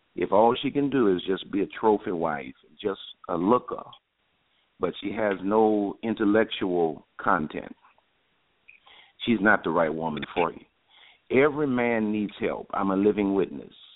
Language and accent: English; New Orleans, Louisiana, United States; also born or lived in Houston, Texas; I was born and raised in New Orleans, Louisiana